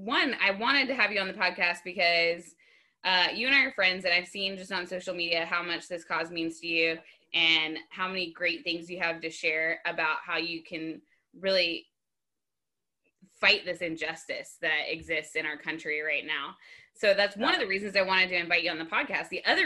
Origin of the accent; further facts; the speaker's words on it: Johns Creek, Georgia, United States; We grew up in Johns Creek.